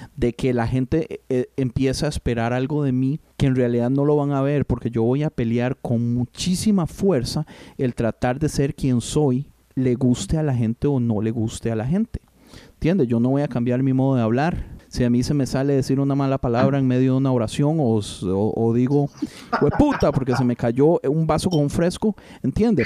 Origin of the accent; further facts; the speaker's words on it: Costa Rica; moved away as an adult; nosotros somos de Costa Rica, mi esposa se vino cuando tenía 21 años, yo me vine cuando tenía 19 años